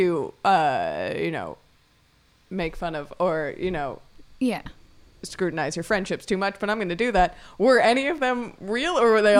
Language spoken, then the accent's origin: English; Florida, United States; I grew up in Florida